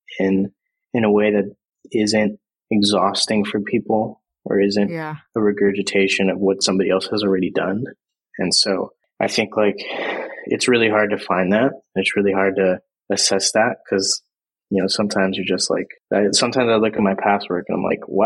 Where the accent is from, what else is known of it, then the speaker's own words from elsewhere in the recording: Visalia, California, United States; a place called Visalia. And it's like Central California